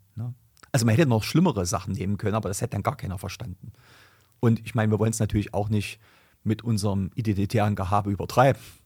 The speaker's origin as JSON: {"language": "German", "country": "Germany", "said": "bei uns in Deutschland"}